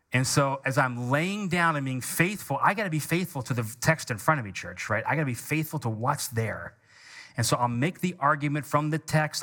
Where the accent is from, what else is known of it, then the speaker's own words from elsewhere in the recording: United States; we are conservative Americans